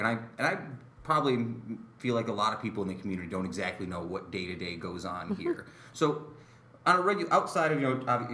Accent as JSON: {"language": "English", "town": "Utica", "region": "New York", "country": "United States", "tie": "born or raised there", "said": "I was born in Utica"}